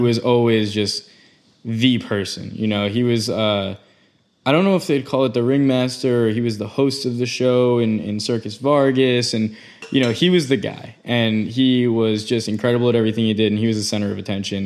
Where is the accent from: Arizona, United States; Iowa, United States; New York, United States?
New York, United States; Long Island; that's my hometown